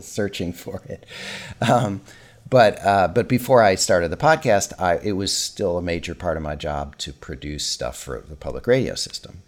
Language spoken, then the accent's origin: English; Minnesota, United States; my hometown in Minnesota